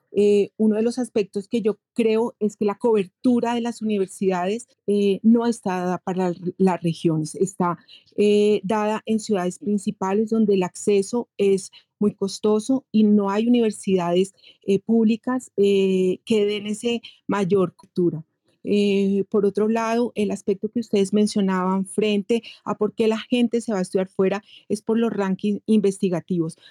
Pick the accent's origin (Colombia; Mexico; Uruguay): Colombia; soy colombiana